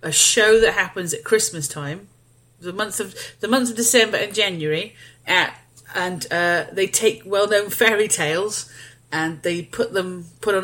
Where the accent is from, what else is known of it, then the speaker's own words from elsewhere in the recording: United Kingdom; I'm British